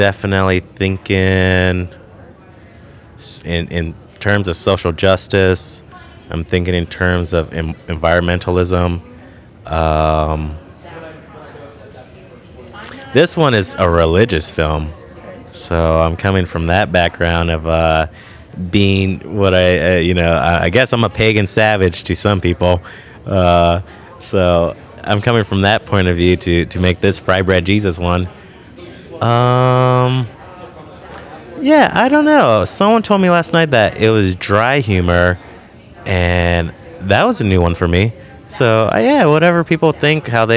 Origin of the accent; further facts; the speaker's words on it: Imperial Valley, Southern California, United States; I grew up in Southern California in this place called the Imperial Valley, which is a border town